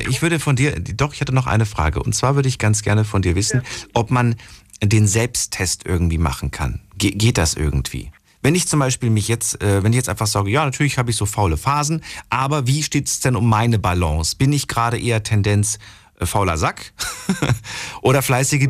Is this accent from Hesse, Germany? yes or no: yes; Frankfurt, Hesse, Germany; bei uns in Frankfurt